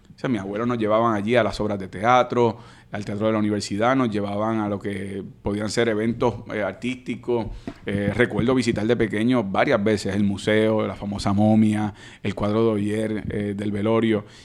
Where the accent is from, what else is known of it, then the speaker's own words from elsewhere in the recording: Caguas, Puerto Rico; Yo soy de Caguas.